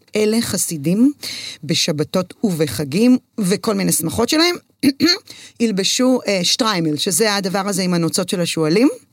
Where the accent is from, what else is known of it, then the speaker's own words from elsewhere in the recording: Herzliya, Tel Aviv District, Israel; also born or lived in Jerusalem / London, United Kingdom; אני גדלתי בהרצליה, בבית ספר חילוני